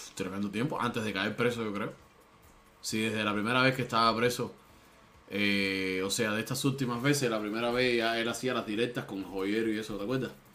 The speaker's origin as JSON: {"language": "Spanish", "country": "Cuba", "moved": "yes", "lives_now": "United States", "said": "nosotros como cubanos"}